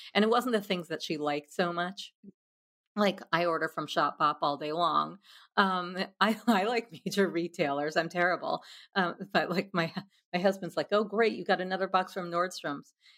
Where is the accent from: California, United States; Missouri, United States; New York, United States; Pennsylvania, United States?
New York, United States; a dorky misfit growing up in New York